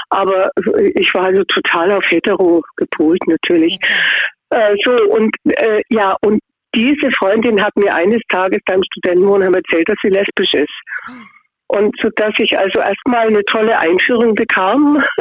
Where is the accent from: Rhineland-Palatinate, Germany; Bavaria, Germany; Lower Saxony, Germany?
Bavaria, Germany; Augsburg; ich bin aus Augsburg auch eine Augsburgerin.